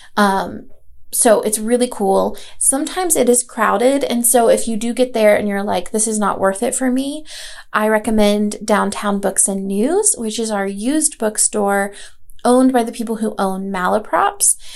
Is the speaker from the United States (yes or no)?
yes; Asheville, North Carolina, United States; moved away; I am from Asheville. I grew up here for the most part and moved back when I was, uh, you know, back in 2012